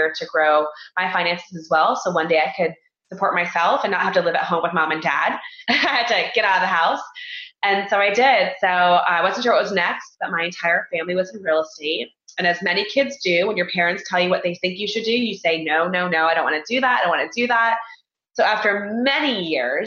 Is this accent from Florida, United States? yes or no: yes; Florida, United States; moved away as an adult; I grew up in Florida, graduated from school in Florida, University of Central Florida